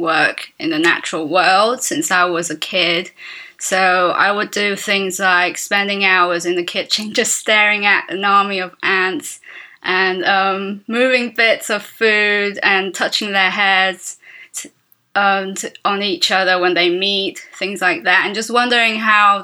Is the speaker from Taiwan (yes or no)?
yes; Taiwan; I'm an illustrator from Taiwan.